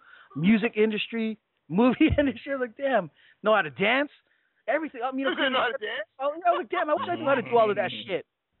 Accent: California, United States; when I went east of California, I thought people would be giving me shit for being Filipino. Turns out they gave me shit for being from California.

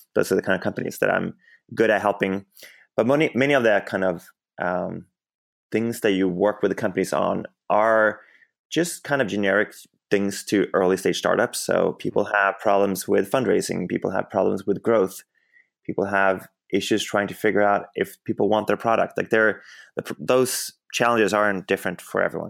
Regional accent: Sweden; moved away as an adult; now in Bay Area, United States; I grew up in Sweden, and then I ended up in the U S, um, a little bit more than ten years ago.

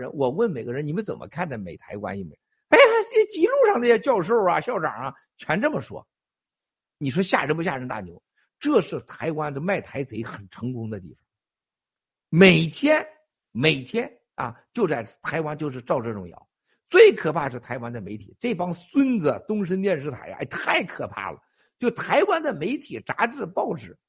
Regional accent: China; 我告诉大家，所有人，我们中国人从过去七十年犯下了两个致命的错误。

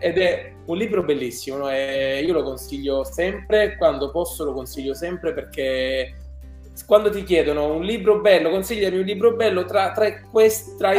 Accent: Apulia, Italy; Io da buon pugliese

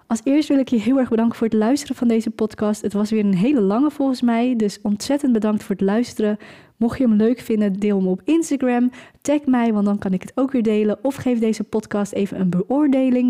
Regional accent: Velserbroek, North Holland, Netherlands; Ik kom zelf uit een heel klein dorp, ik kom zelf uit Velsenbroek.

